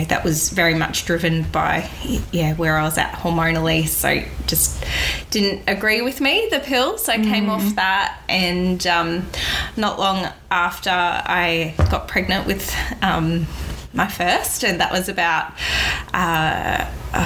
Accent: Cairns, Queensland, Australia; now in Gold Coast, Australia; I was born in Cairns, born and bred up there, and then moved to the Gold Coast to study naturopathy back in 2002

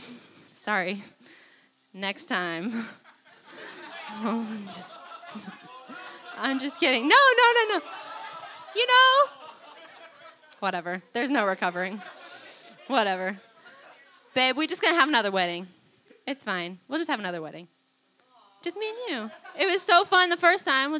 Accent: Wilton, United States; also born or lived in Springfield, Missouri; I'm from Wilton

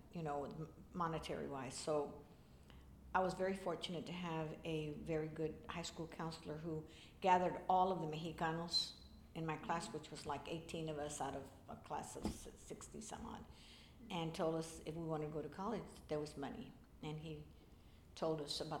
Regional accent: Lockhart, Texas, United States; also born or lived in Denton, Texas; now in Austin, United States; I was born and raised in Lockhart, Texas, 30 miles east of here.

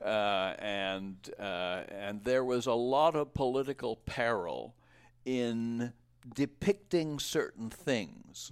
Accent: Providence, Rhode Island, United States; moved away; I was born in Rhode Island

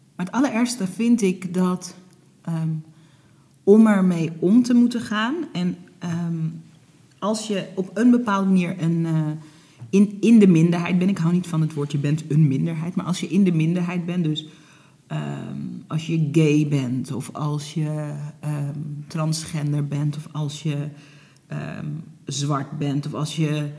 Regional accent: Netherlands; also born or lived in Hoorn; ik ben geboren in Nederland, eh, maar mijn ouders die kwamen in de jaren zeventig vanuit Suriname naar Nederland

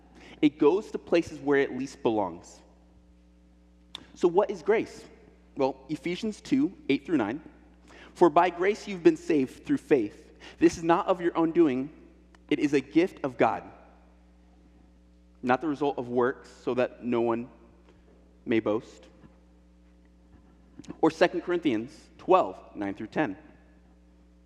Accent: Illinois, United States; now in Portland, United States; I'm from Illinois, I'm from a pig farm

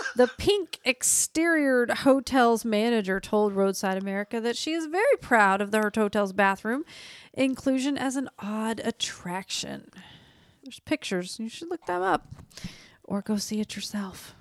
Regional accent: Oklahoma, United States; Oklahoma, my home state

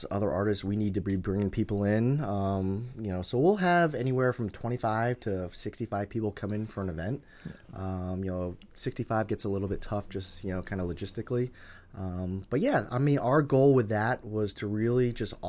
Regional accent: Wiscasset, Maine, United States; now in Boston, United States; I grew up in Maine, so I think my parents were kind of big hippies

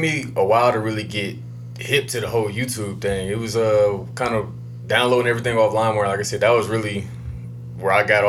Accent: Columbus, Ohio, United States; Yeah, Columbus, yep.

